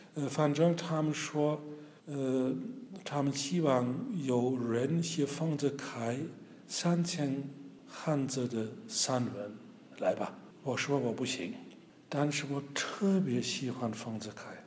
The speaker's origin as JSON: {"language": "Chinese", "country": "Germany", "second_language": "Chinese", "said": "我们德国人"}